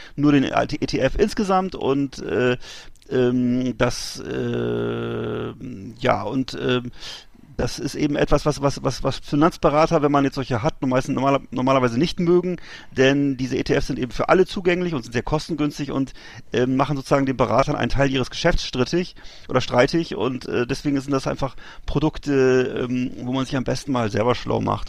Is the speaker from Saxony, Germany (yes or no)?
no; Bremerhaven, Bremen, Germany; in meiner Heimatstadt Bremerhaven